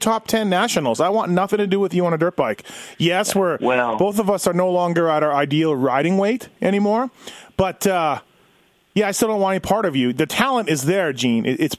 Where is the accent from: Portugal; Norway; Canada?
Canada; me being green Canadian kid